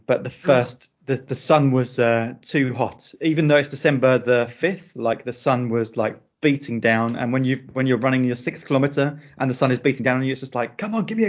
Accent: United Kingdom; moved away as an adult; now in Portugal; I'm a British writer of like horror and dark fiction type stuff. But I live in Portugal. I've lived in Portugal for about 7.5 years now. And before that, I lived in a couple of other countries around Europe.

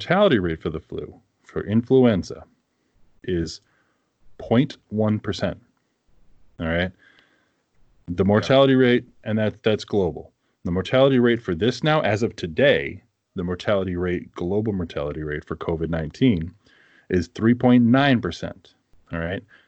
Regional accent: East Coast, United States; now in Minnesota, United States; Growing up on the East Coast

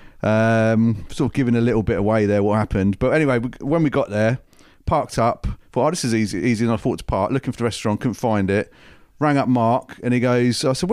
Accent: Aylesbury, South East England, United Kingdom; we're from Aylesbury

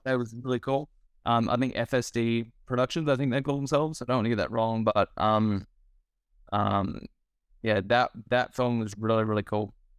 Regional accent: Australia; as an Australian filmmaker.

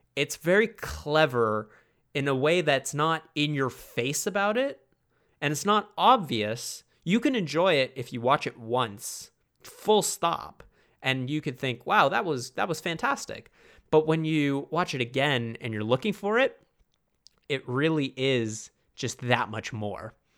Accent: Toronto, Ontario, Canada; I am obviously from Toronto

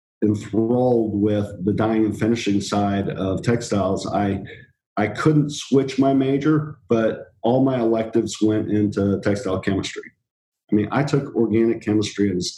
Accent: North Carolina, United States; also born or lived in England; I grew up in North Carolina

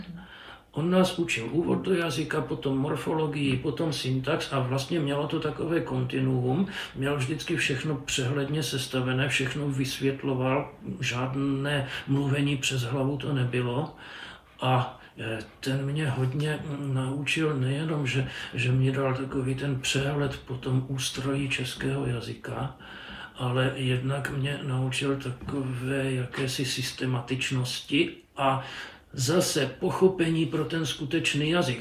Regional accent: Přerov, Olomouc Region, Czechia; moved away; also born or lived in Prague; jsem rodák z Přerova

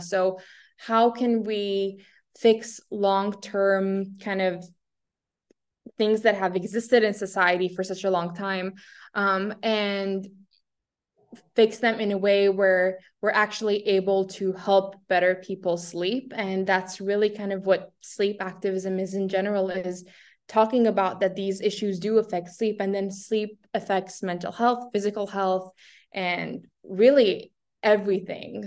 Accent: Syria; moved away; being born in Syria

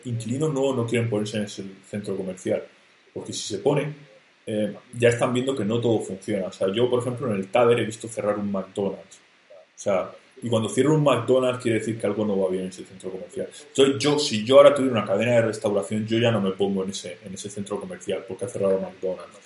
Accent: Murcia, Region of Murcia, Spain; yo soy de Murcia

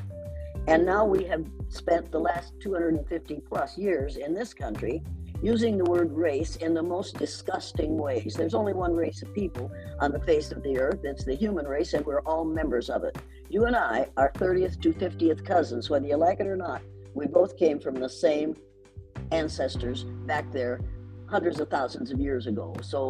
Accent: Riceville, Iowa, United States; but in Riceville, Iowa, we had been conditioned to believe t

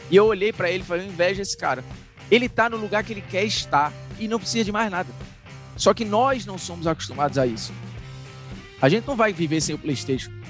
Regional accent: Indaiatuba, São Paulo, Brazil; Eu sou de Indaiatuba, mas eu tô sempre em São Paulo.

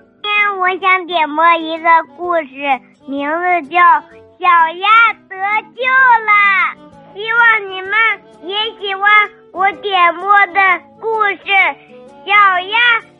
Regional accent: Shandong, China; 今年六岁了，我来自山东。

